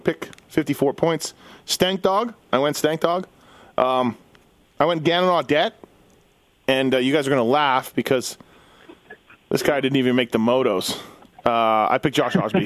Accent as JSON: {"language": "English", "country": "Canada", "said": "me being Canadian."}